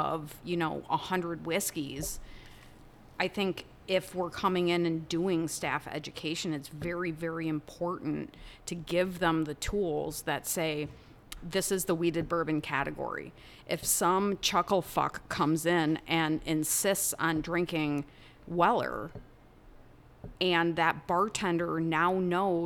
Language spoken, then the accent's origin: English; Wisconsin, United States; moved away; I'm from Wisconsin.